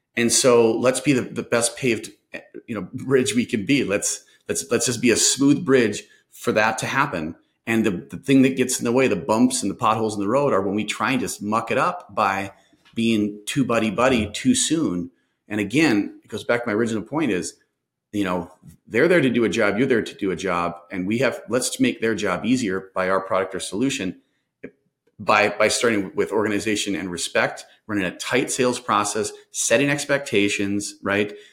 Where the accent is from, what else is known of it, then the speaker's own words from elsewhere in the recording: Minnesota, United States; I'm from Minnesota, so I had a funny accent to them